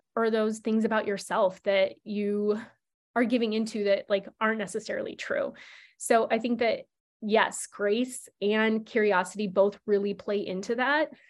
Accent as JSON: {"language": "English", "region": "Nebraska", "country": "United States", "tie": "born or raised there", "moved": "yes", "said": "I grew up in Nebraska where you don't need to have sex education."}